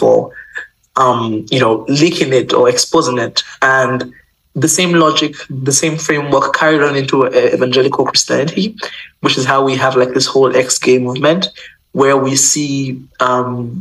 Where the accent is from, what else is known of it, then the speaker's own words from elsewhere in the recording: Nigeria; moved away; also born or lived in Uganda; I'm not Ugandan, you know, I'm Nigerian. I lived in Uganda, went to school there